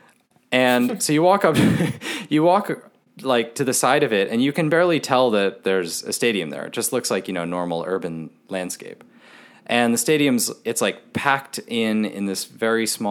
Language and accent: English; United States; as an American sports fan